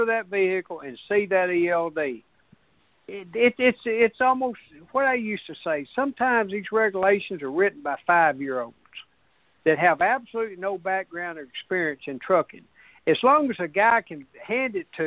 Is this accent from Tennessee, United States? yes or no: yes; Tennessee, United States; us in Tennessee